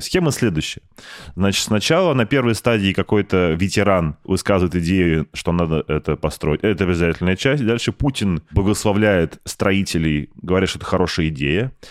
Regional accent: Saint Petersburg, Russia; у меня в Питере, да, ну, я же петербуржец

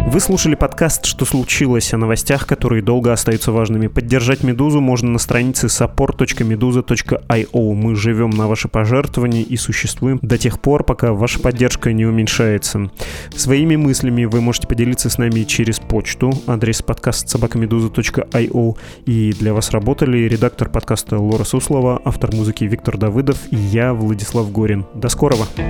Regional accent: Yekaterinburg, Sverdlovsk Oblast, Russia; moved away; Я из Екатеринбурга

